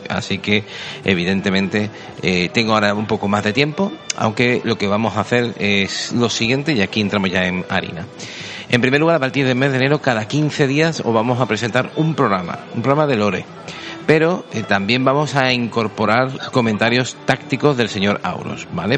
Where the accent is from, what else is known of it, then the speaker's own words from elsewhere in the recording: Seville, Andalusia, Spain; somos sevillanos. Yo más que él.